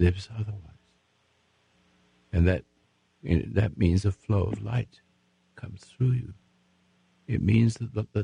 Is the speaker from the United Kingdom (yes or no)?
yes; England, United Kingdom; now in United States; I'm an Englishman, become American